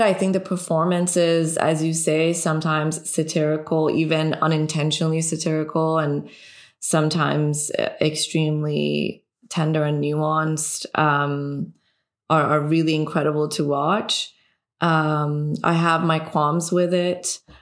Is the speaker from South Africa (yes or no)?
no; Iran; English is a second language; moved away; also born or lived in Canada; a woman growing up in Iran